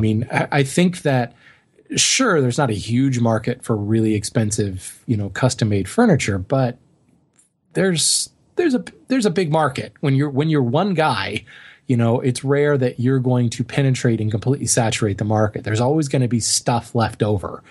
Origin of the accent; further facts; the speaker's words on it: Colorado, United States; moved away; growing up in Colorado